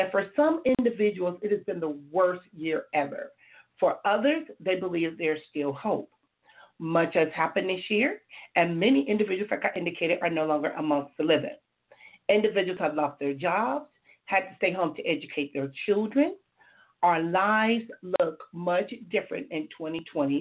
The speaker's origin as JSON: {"language": "English", "town": "Compton", "region": "California", "country": "United States", "tie": "born or raised there", "lives_now": "Oceanside, United States", "said": "I grew up in Compton, California"}